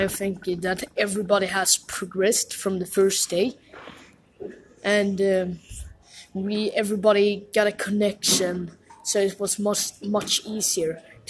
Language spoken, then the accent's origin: English; Sweden; English is a second language; I'm from Sweden.